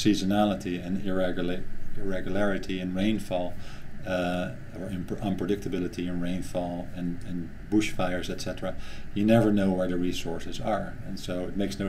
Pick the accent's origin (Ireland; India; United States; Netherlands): Netherlands; moved away; I'm from the Netherlands